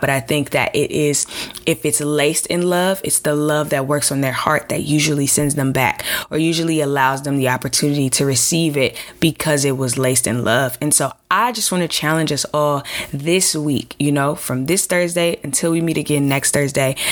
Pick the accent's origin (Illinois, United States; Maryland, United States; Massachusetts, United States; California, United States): Illinois, United States; Chicago; I'm from from from Chicago